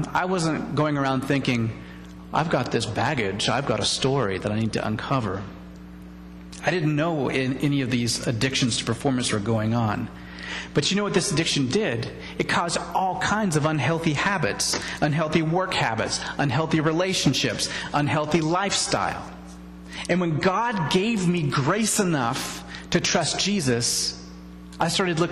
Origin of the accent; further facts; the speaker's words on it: United States; we're American